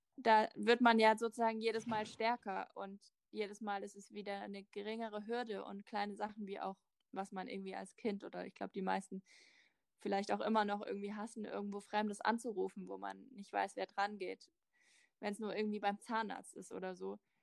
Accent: Germany; ich komme aus Deutschland

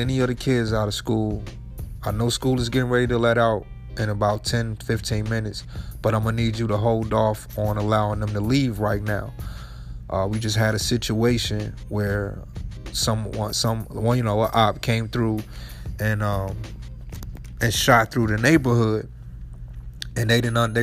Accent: Chicago, Illinois, United States; I'm from Chicago

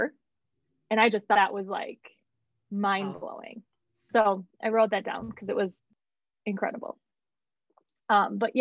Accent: Woodbury, United States; moved away as an adult; also born or lived in Denver; I grew up in Woodbury, great family, great home

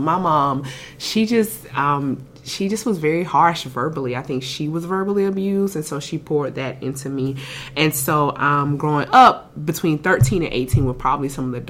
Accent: South Carolina, United States; moved away as an adult; now in Houston, United States; I'm from South Carolina originally.

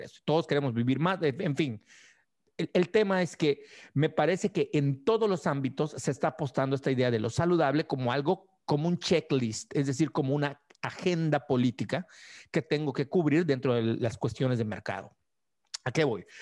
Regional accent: Mérida, Yucatán, Mexico; moved away as an adult; also born or lived in Zamora, Michoacán; cuando me fui de Mérida a estudiar a Zamora, Michoacán

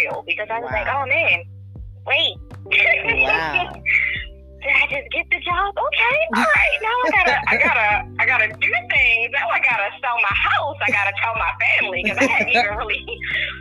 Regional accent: Maryland, United States; moved away as an adult; also born or lived in Baltimore, Maryland; now in outskirts of Atlanta, Georgia, United States; I grew up in Maryland. I was born in Maryland. I grew up there. I've been there for 34 years of my life.

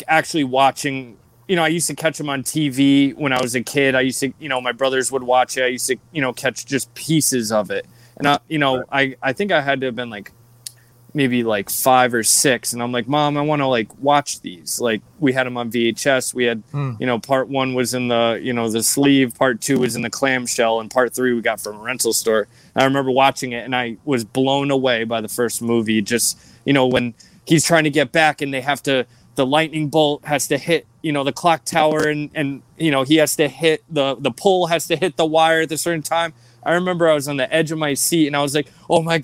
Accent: Australia; moved away; I was born in Australia

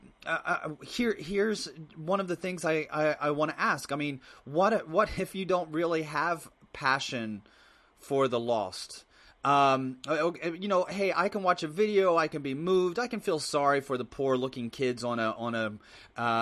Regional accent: Midwest, United States; as an American, I was born and raised in the Midwest

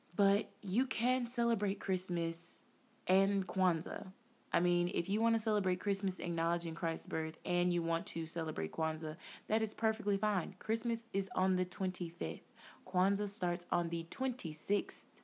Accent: United States; us as African Americans

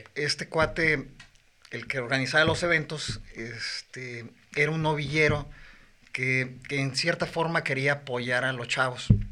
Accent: Morelia, Michoacán, Mexico; Yo soy de Morelia, Michoacán

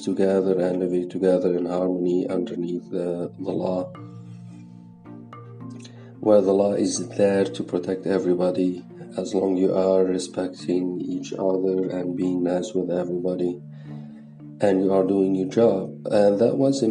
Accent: Lebanon; I come from Lebanon, which is a totally different country

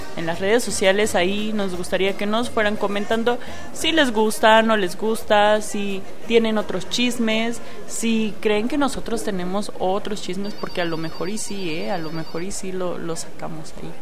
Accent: Mexico; also born or lived in Chihuahua, Mexico; no somos de la Ciudad de México, somos orgullosamente provincianos

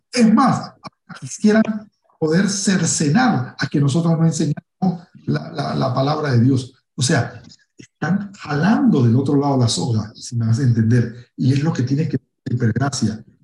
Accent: Panama; yo soy, yo soy negro, eh, en mi país, en Panamá, pues es común, soy una persona común

